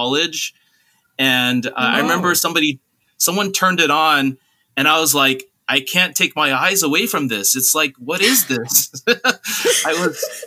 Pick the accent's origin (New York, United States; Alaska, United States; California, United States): California, United States; Southern; I grew up in an Asian American place in Southern California